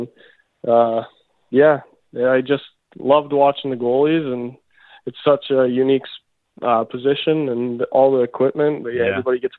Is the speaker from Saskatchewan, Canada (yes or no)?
yes; Debden, Saskatchewan, Canada; I call home Debden, Saskatchewan. It's a small town, but 150 people, 200 people, and that's where I grew up.